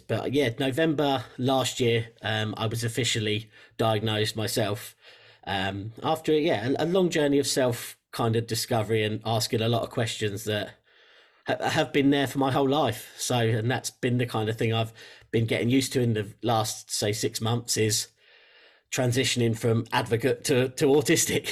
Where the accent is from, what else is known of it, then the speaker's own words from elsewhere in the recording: England, United Kingdom; you might tell from the accent, I'm from England in, uh, in the U K